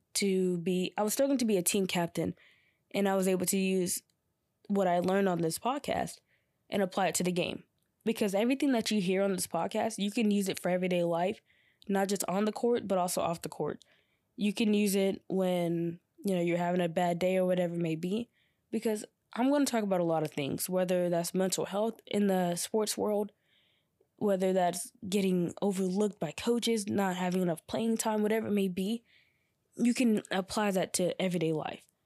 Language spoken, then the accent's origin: English; Georgia, United States; also born or lived in North Carolina; I came back to my hometown in Georgia